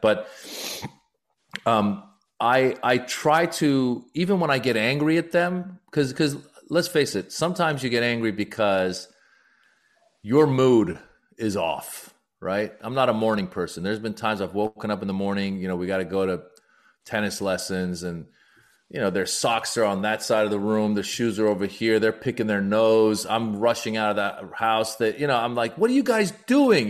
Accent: United States; also born or lived in Iran; I'm also Iranian American, so I talk a lot about my immigrant experience and being born in Iran, growing up in America

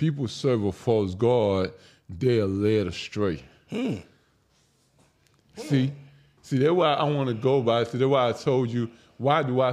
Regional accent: Nigeria; now in United States; I'm from Africa. I'm not from America

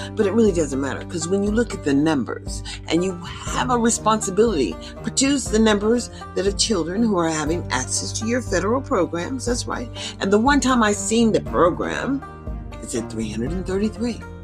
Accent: United States; I'm an American citizen

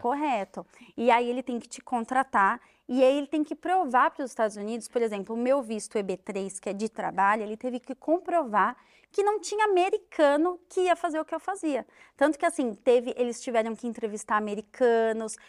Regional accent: Brazil; moved away as an adult; now in United States; eu sou brasileiro

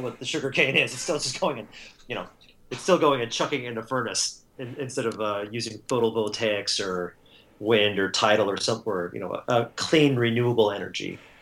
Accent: Southern California, United States; moved away as an adult; now in Seattle, United States; I was born and raised and educated in Southern California, and really kind of stayed in the same 20 30 mile radius for most of my life

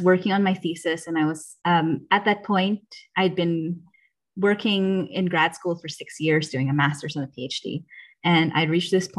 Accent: Philippines; moved away as an adult; also born or lived in United States; now in Germany; I grew up in the Philippines. I fully graduated high school there, and then I moved to the States

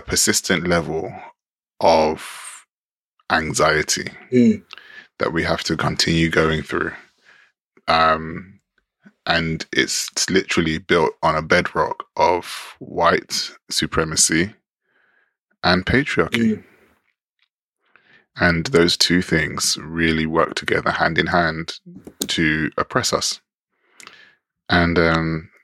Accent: London, United Kingdom; growing up in London

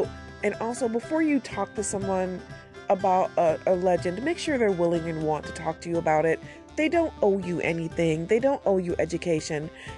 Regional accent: Detroit, Michigan, United States; I was born and raised in Detroit, and I will go back one day. I just live like a mile and a half away from it.

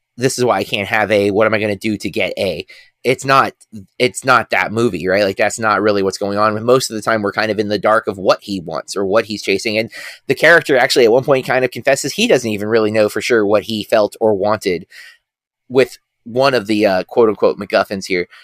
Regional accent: United States; me being American

